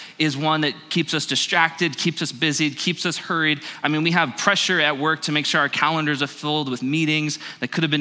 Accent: Phoenix, Arizona, United States; I grew up in Phoenix

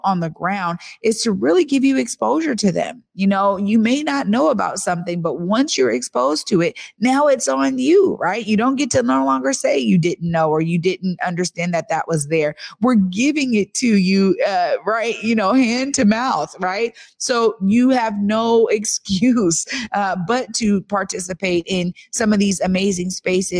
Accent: Seattle, Washington, United States; It was like family growing up in the Central District.

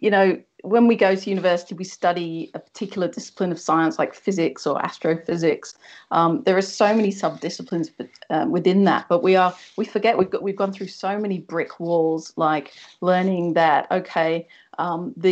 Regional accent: Wethersfield, East of England, United Kingdom; now in Australia; I'm originally from Essex, so I grew up in a little village called Wethersfield near Braintree in Essex.

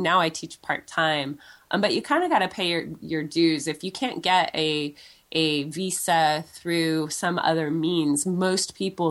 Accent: San Francisco, California, United States; moved away as an adult; now in Japan; I'm from San Francisco

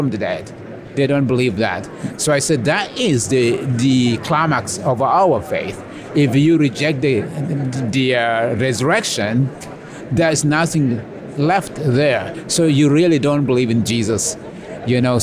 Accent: South Sudan; I was raised in a Messianic Jewish home in Sudan, and I was basically discipled by my grandfather in his congregation.

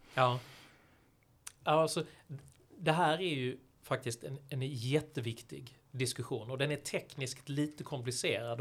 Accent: Malmö, Skåne, Sweden; moved away as an adult; also born or lived in San Francisco; hemma i Malmö då där jag växte upp som, som ung

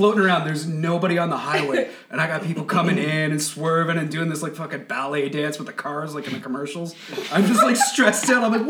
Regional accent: Stirling, Ontario, Canada; Sterling, so Belleville, Trenton, closer to Kingston.

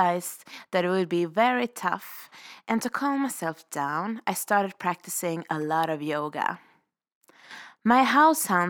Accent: Sweden; moved away as an adult; now in Revelstoke, Canada; I'm a vagabond from Sweden, currently living the powder dream of Revelstoke

